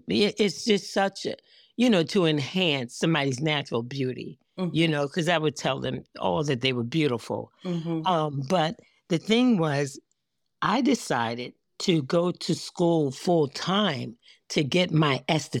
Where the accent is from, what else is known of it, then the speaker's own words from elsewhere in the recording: Baltimore, Maryland, United States; I grew up in Baltimore, nice. Maryland. I live outside of Baltimore now in Owings Mills, Maryland, you know, in the county outside. But this is my home.